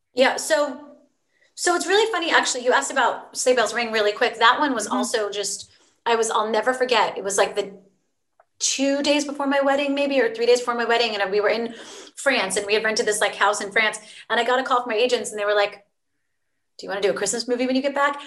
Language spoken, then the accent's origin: English; Virginia, United States; I grew up in Virginia